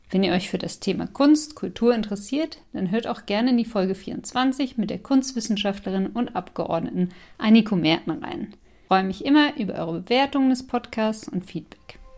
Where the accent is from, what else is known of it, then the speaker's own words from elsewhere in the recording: France; German is a second language; also Sie wissen ja, ich bin Französin und das ist ein richtiges Ritual